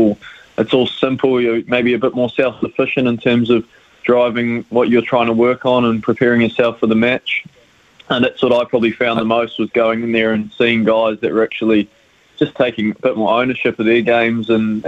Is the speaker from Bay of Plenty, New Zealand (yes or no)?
no; Auckland, New Zealand; moved away as an adult; now in Christchurch, New Zealand; Yeah, I'm from Auckland initially. I did all my age group cricket through Auckland